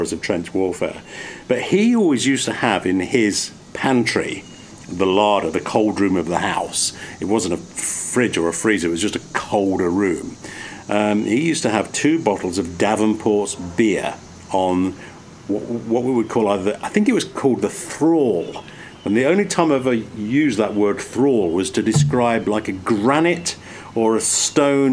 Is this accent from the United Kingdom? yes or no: yes; England, United Kingdom; now in United States; I grew up in England